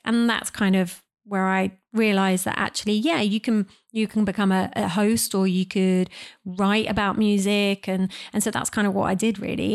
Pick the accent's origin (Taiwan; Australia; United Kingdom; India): United Kingdom; I'm British